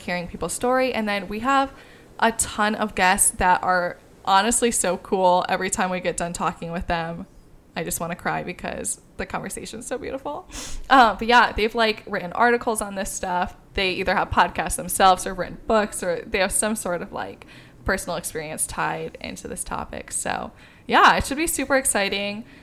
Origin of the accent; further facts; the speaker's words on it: Midwest, United States; I grew up in the Midwest